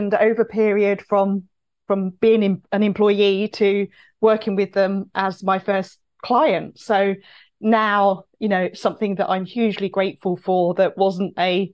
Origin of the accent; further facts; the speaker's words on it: Cambridge, East of England, United Kingdom; moved away; I'm originally from Cambridge. I have a network in Cambridge